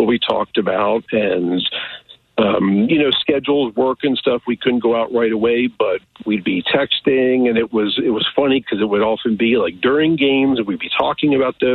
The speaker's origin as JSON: {"language": "English", "country": "United States", "moved": "as an adult", "said": "Just outside Kansas City"}